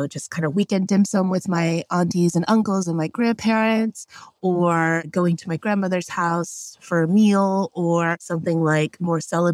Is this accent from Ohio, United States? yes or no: no; Houston, Texas, United States; I grew up in Houston, Texas